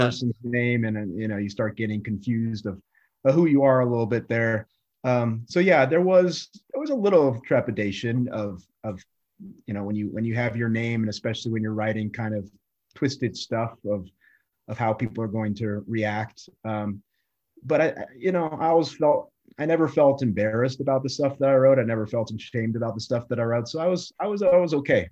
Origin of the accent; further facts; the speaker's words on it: Colorado, United States; also born or lived in New York / Iowa; the whole time I was growing up in Colorado